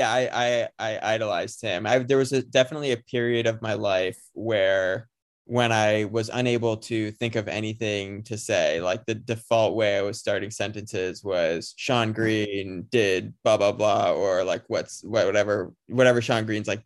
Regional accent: United States; as an American growing up watching the Olympics

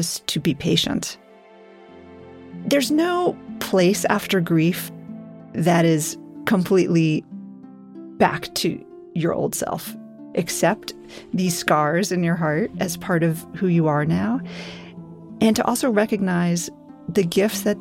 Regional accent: New York City, New York, United States; I grew up in New York City

